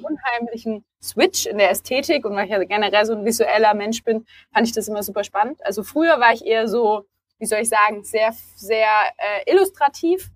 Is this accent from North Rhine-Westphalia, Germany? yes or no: no; Stuttgart, Baden-Württemberg, Germany; moved away as an adult; now in Berlin, Germany; ich komme ursprünglich nicht aus Berlin. Ich bin Stuttgarterin, also die bekannte Schwäbin, die vor vier Jahren nach Berlin gezogen ist